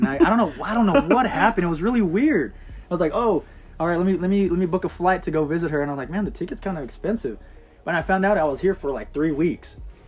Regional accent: Inland Empire, Southern California, United States; moved away as an adult; also born or lived in Los Angeles County, California / Arizona; now in Enid, United States; I grew up in Southern California, in the Inland Empire. Born into LA County. Then I just kind of like ventured off to Arizona for a little bit. And I came back to the Inland Empire, which is like San Bernardino, Riverside.

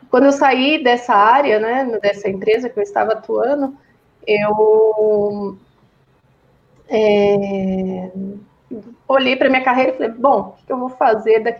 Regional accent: São Bernardo do Campo, São Paulo, Brazil; now in Campinas, Brazil; Eu sou de São Bernardo, né? Eu fiquei a vida toda aí. Só depois que eu casei que eu fui para São Paulo e é hoje estou em Campinas.

